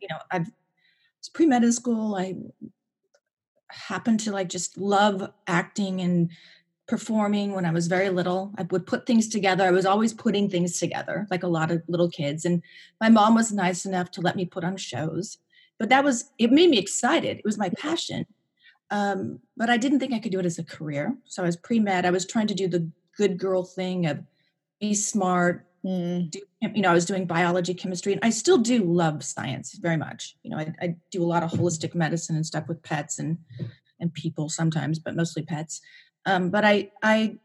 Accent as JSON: {"language": "English", "region": "Pacific Northwest", "country": "United States", "tie": "born or raised there", "also_born_or_lived": "Washington State / Idaho / Montana", "moved": "yes", "said": "I grew up in the Northwest, the Pacific Northwest, and I lived in a couple different states. I lived in Washington State, Idaho, and Montana."}